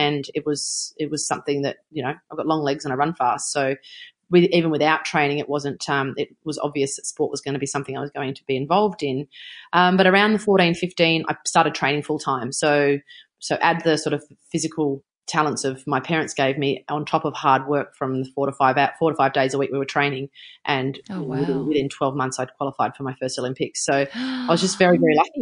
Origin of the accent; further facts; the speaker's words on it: New South Wales, Australia; it was in my home country. It was only 35 minutes from my house